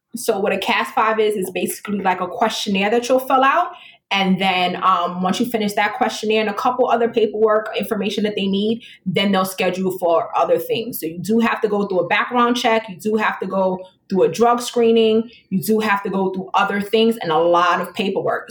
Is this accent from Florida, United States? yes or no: no; New York City, New York, United States; I grew up um, in the South Bronx, and I'm a female black